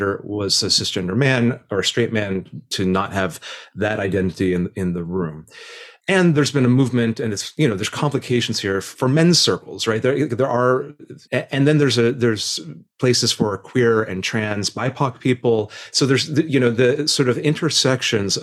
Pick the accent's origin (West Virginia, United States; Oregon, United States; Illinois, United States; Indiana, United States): Indiana, United States; moved away; I grew up in Indiana in the 90s